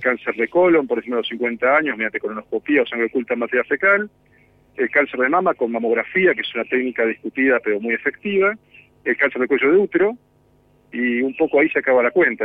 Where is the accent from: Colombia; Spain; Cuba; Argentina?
Argentina; Bariloche, Río Negro; yo soy de Bariloche